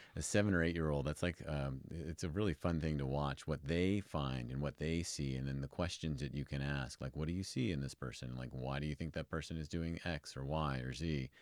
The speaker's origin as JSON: {"language": "English", "town": "New York City", "region": "New York", "country": "United States", "tie": "born or raised there", "moved": "as an adult", "lives_now": "Reno, United States", "said": "I'm from New York originally"}